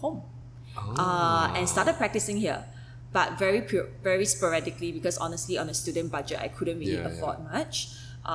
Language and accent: English; Singapore; as someone who spent her entire life growing up in Singapore